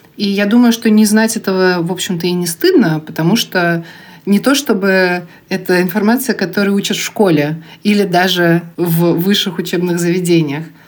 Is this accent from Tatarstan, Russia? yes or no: yes; Kazan, Tatarstan, Russia; also born or lived in Bugulma; то, как я жила в Бугульме и в Казани вообще с рождения